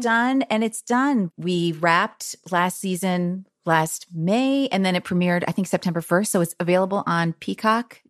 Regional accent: Bernardsville, New Jersey, United States; moved away; also born or lived in Chicago; I'm actually from New Jersey, even though I lived in Chicago a long time

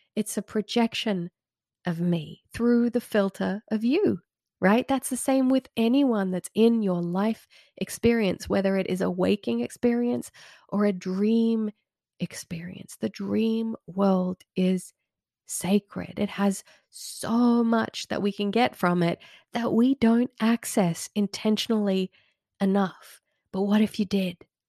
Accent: Red Hill, Australia; moved away as an adult; now in United States; an old area that I used to live in when I was growing up in Red Hill in the nineties.

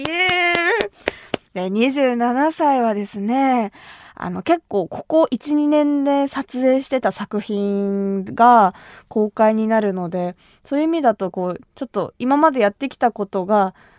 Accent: Kumamoto, Japan; 私が生まれ育った熊本

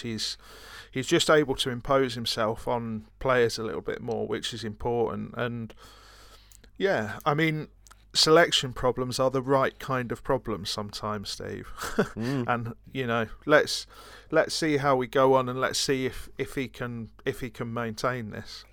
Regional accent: Brighton, South East England, United Kingdom; I'm from Brighton

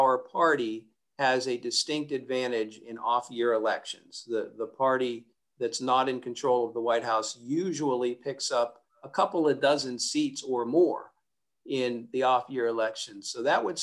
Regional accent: Pennsylvania, United States; my home state of Pennsylvania

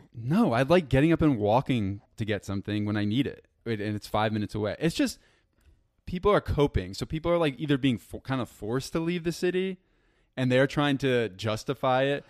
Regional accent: around New York City, United States; now in New York City, United States; I grew up around New York City

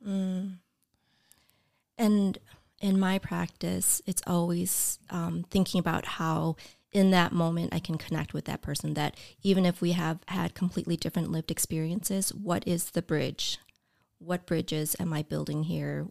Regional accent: north suburbs of Chicago, Illinois, United States; moved away as an adult; also born or lived in Champaign, Illinois; now in Oshkosh, United States; grew up, um, in the north suburbs of Chicago

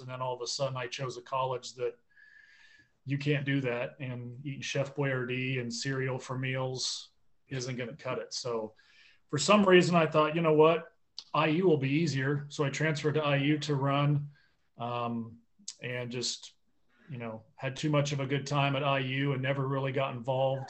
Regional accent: Marion, Indiana, United States; I'm originally from Marion, Indiana

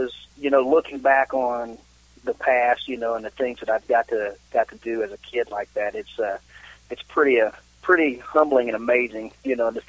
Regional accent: Nancy, Kentucky, United States; we grew up down in Somerset, Kentucky, just outside of Somerset, a little town called Nancy.

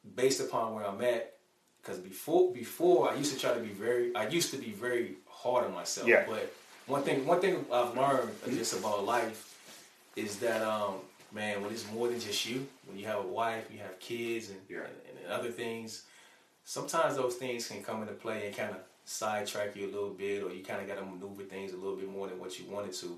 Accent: Chicago, Illinois, United States; moved away as an adult; now in Alabama, United States; when I was growing up in Chicago, man, I grew up in the ghetto

